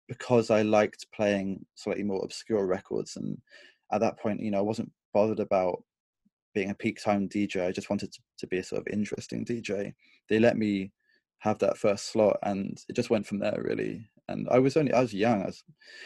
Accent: Bournemouth, South West England, United Kingdom; I was growing up in Bournemouth

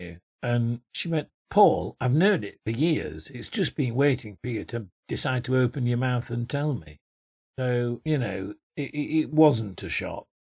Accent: Yorkshire and the Humber, United Kingdom; I came from Yorkshire

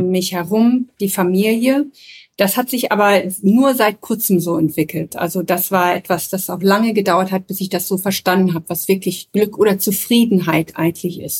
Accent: Papua, Indonesia; also born or lived in Nepal / Germany; ich bin ja in Nepal geboren, in, äh, in der Nähe von Kathmandu, wo meine Eltern zuerst stationiert waren mit einem Stamm oder mit einem Dorf in Nepal. Und als ich drei war, mussten wir das Land verlassen

